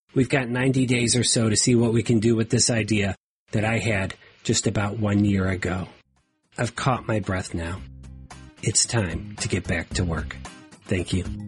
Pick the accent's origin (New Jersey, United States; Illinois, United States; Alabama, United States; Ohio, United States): Ohio, United States; my home state of Ohio